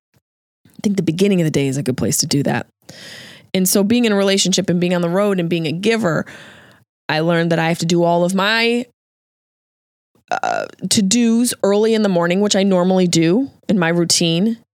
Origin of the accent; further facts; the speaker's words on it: near Route 57 in Liverpool, New York, United States; Ground Round and T J Big Boy, seventh North, baby. That's right near where I grew up